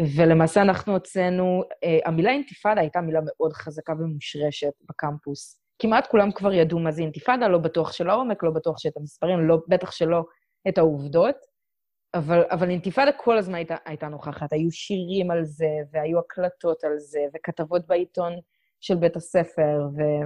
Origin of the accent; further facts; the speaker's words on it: Israel; moved away as an adult; also born or lived in Colorado / Houston; שאני מישראל